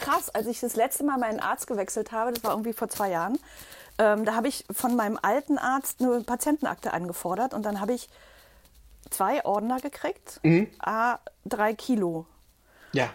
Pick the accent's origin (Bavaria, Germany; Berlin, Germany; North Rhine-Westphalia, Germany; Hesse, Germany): Berlin, Germany; komme aus Berlin oder bin Berlinerin